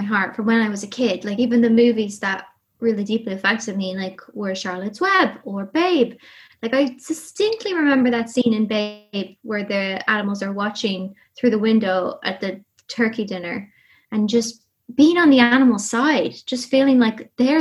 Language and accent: English; Ireland; accent: Irish; From Ireland, grew up in the countryside